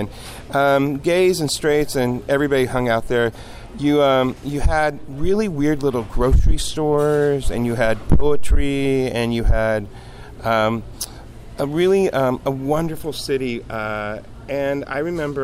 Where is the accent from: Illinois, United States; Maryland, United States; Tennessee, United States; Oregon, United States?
Oregon, United States; The Dalles; now in Portland, United States; I grew up in the Dalles